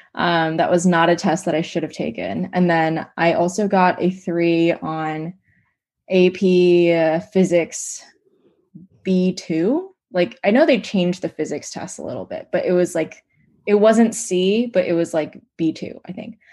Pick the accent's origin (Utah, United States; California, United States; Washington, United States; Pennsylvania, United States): Washington, United States; Seattle; moved away; I'm originally from Seattle